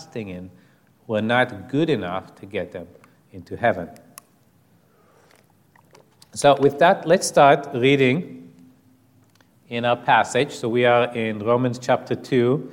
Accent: Israel; I was raised in Israel as an atheist or an agnostic.

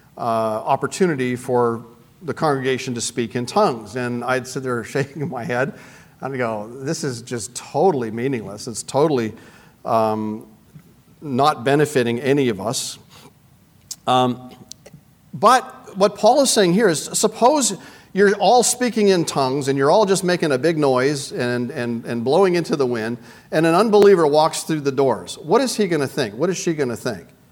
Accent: Canada; I'm from Canada

